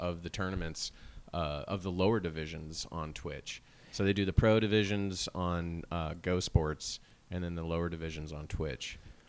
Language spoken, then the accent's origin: English; Wentzville, Missouri, United States; I grew up in Wentzville.